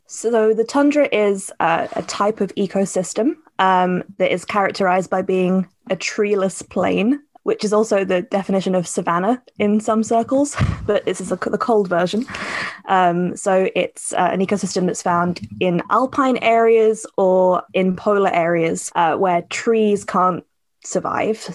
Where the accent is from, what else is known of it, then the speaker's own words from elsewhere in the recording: Cambridgeshire, East of England, United Kingdom; moved away as an adult; now in Edinburgh, United Kingdom; I grew up in Cambridgeshire